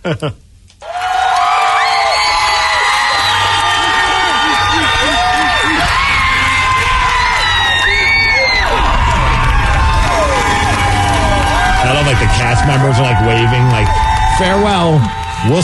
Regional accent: New York, United States; when I was growing up in New York

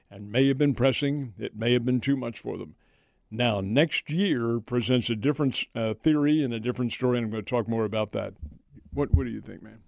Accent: Philadelphia, Pennsylvania, United States; moved away; I grew up in Philadelphia, in that area.

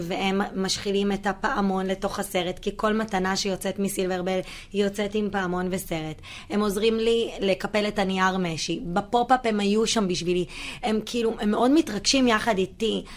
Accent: Herzliya, Tel Aviv District, Israel; גדלתי בהרצליה בשכונה קטנה

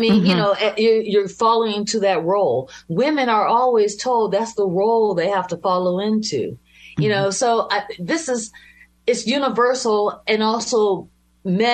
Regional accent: Youngstown, Ohio, United States; I'm from Youngstown. It's right in between Cleveland and Pittsburgh

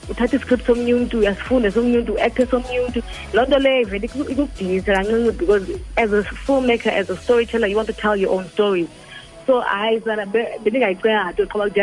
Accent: South Africa; And so bangathi abantu but we're South African filmmakers.

